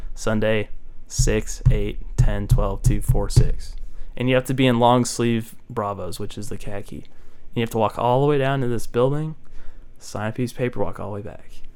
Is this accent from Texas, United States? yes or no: yes; Keller, Texas, United States; moved away as an adult; this one dude asked where I was from. I said like Keller